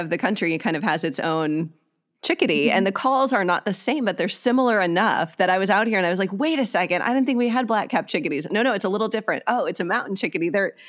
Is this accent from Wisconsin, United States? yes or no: yes; Wisconsin, United States; moved away as an adult; also born or lived in Nashville, Tennessee; now in California, United States; I grew up in Wisconsin, so yay Midwest